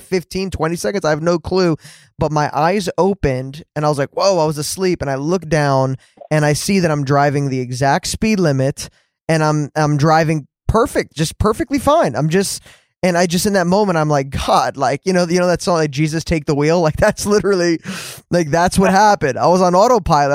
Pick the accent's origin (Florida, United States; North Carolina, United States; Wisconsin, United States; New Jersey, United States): New Jersey, United States; moved away; I grew up in New Jersey too, man. I grew up there for 20 years of my life.